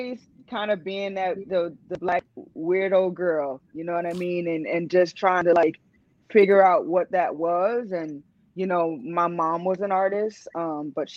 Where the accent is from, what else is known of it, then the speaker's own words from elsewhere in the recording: Miami, Florida, United States; Born and raised in the county of Dade